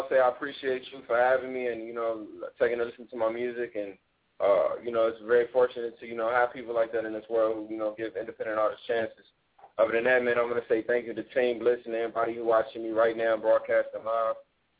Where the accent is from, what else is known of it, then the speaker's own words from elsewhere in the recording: Gary, Indiana, United States; now in Atlanta, United States; You know, because I live in Atlanta. You know, I'm from Gary, Indiana, but I live in Atlanta.